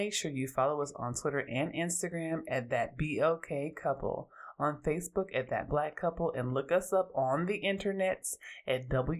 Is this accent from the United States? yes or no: yes; Oakland, California, United States; Hey y'all … I'm from Oakland, and I'm an androgynous, black lesbian feminist and a lover of all black people.